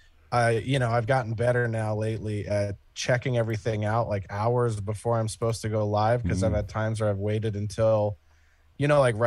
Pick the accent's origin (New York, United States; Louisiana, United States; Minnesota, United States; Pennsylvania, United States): Pennsylvania, United States; Philadelphia; I grew up in Philadelphia. I was born just outside of Philadelphia